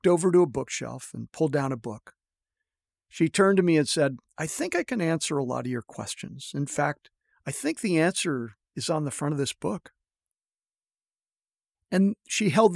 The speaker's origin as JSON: {"language": "English", "area": "a suburb outside of Toronto", "region": "Ontario", "country": "Canada", "tie": "born or raised there", "also_born_or_lived": "Northern California", "moved": "as an adult", "said": "I grew up in Canada, in a suburb outside of Toronto"}